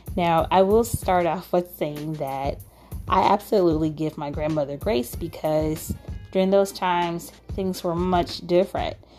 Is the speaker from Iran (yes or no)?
no; United States; as African American unschoolers